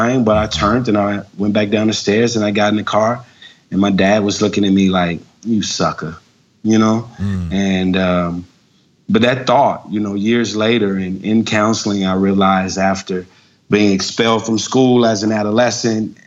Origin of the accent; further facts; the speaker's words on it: Jackson, Mississippi, United States; now in Lawrenceville, United States; I'm originally from Jackson, Mississippi